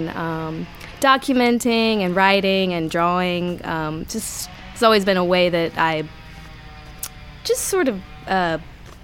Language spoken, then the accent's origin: English; Biloxi, Mississippi, United States; I'm from Biloxi, born and raised